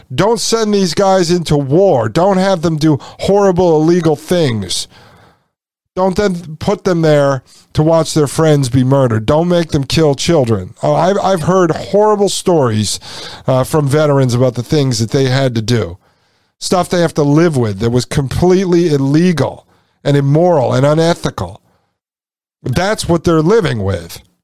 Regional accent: Connecticut, United States; I am from Connecticut, grew up in Connecticut.

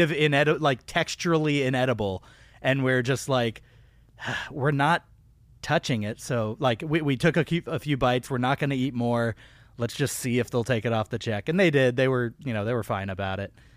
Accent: Austin, Texas, United States; moved away; I spent a large part of my childhood in Austin, Texas

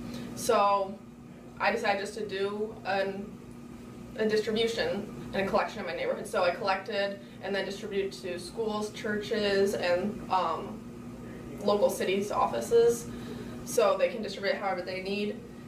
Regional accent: North Aurora, Illinois, United States; moved away as an adult; now in Peoria, United States; I'm from North Aurora, and I currently go to school in Peoria.

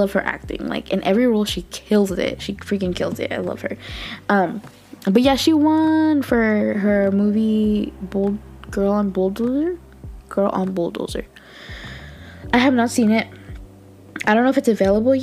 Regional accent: California, United States; I'm from California

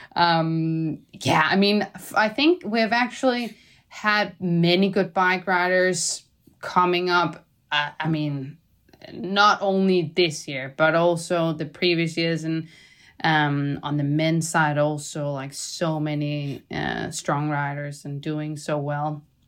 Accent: Denmark; now in Girona, Spain; I'm from Denmark

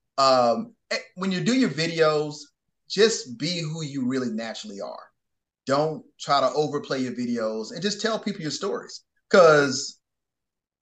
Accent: Atlanta, Georgia, United States; So I'm from Atlanta

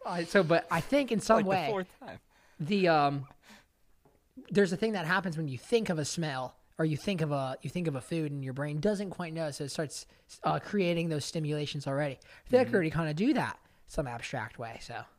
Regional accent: Tennessee, United States; Cause I feel like where I grew up in Tennessee, like that puts me at home, you know?

